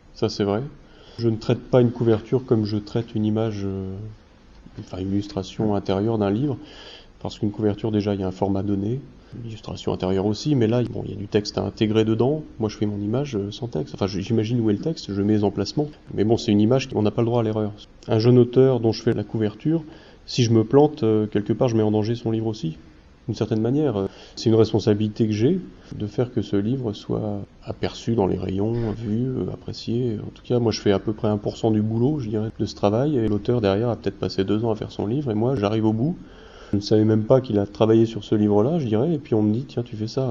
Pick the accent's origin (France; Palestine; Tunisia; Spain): France; Normandy; Je suis normand